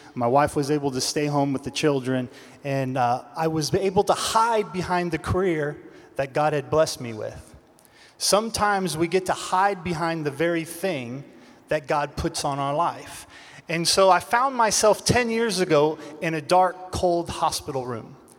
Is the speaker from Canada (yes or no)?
no; Los Angeles, California, United States; Los Angeles, California.